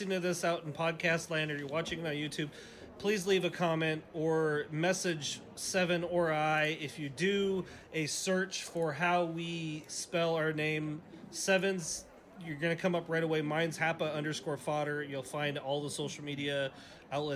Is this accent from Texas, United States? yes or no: no; Portland, Oregon, United States; moved away; I'm from Portland, Oregon